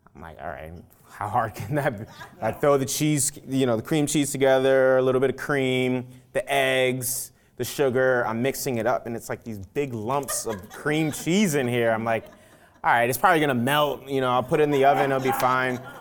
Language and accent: English; New York City, New York, United States; also born or lived in Nigeria / Louisiana; growing up in the South Bronx